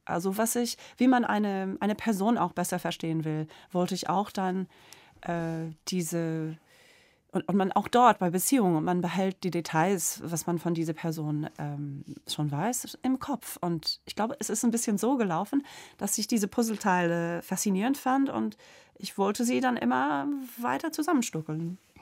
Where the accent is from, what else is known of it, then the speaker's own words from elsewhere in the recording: Springfield, Illinois, United States; German is a second language; also born or lived in Boston, Massachusetts; ich bin auch in Boston geboren, aber als ich vier Jahre alt war, ist mein Vater nach Springfield, Illinois gezogen.